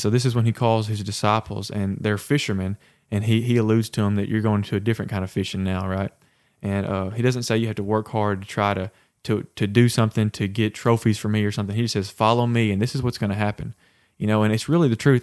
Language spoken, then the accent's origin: English; the Bible Belt, United States; growing up in the Bible Belt